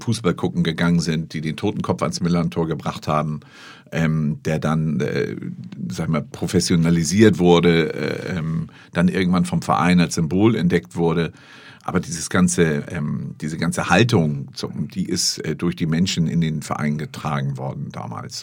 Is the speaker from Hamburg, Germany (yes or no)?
yes; Hamburg, Germany; Ich bin aus Barmbek.